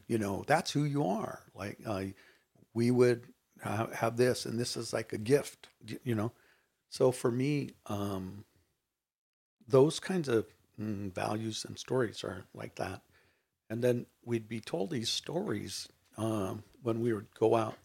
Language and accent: English; Rubidoux, California, United States; I grew up in Rubidoux, California